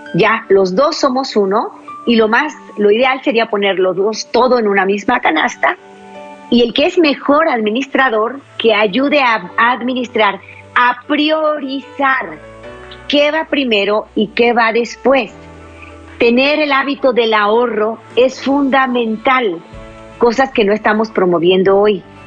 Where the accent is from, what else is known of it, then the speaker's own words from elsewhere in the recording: La Paz, Baja California Sur, Mexico; now in Jalisco, Mexico; La Paz, Baja California, el pequeño pueblito donde yo nací